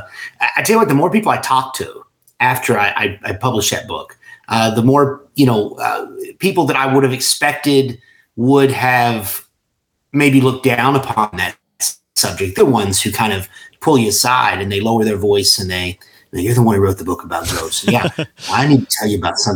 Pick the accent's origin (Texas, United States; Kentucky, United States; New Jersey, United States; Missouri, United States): Kentucky, United States; Somerset; this is where I grew up, you know, born and raised right in the heart of this